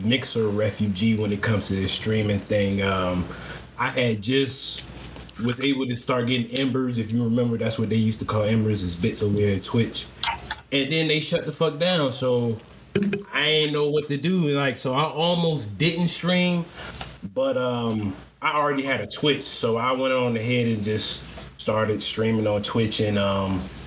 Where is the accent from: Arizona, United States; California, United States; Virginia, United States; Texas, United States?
Virginia, United States; I'm from Virginia.